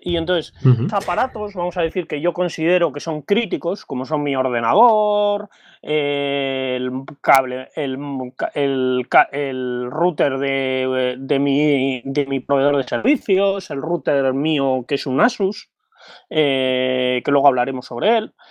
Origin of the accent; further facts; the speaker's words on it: Bilbao, Basque Country, Spain; soy de Bilbao